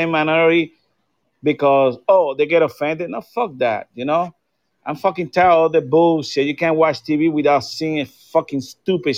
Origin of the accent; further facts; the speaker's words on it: Florida, United States; I'm from Florida